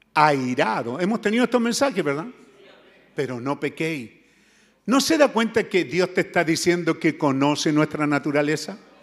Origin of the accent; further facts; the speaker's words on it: Chile; moved away; allá en mi tierra mis viejos le decían los güeyes